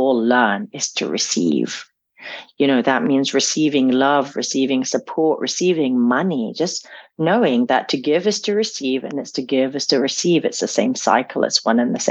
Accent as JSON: {"language": "English", "town": "Damascus", "region": "Damascus Governorate", "country": "Syria", "tie": "born or raised there", "said": "being age six and growing up in Damascus"}